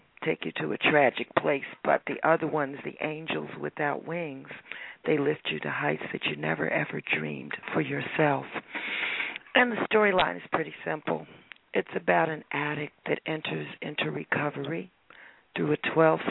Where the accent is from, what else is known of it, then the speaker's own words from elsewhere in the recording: Newark, New Jersey, United States; I chose Newark partly because it's my hometown